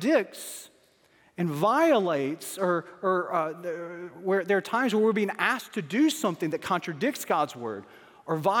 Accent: Starkville, Mississippi, United States; moved away as an adult; I was born in Starkville, Mississippi

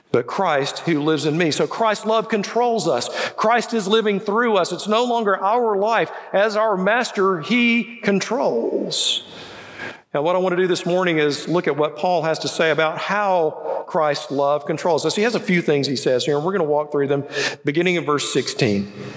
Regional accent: Birmingham, Alabama, United States; also born or lived in Indiana; I'm from the South. I, I, was born right here in Birmingham, so you know English is my second language.

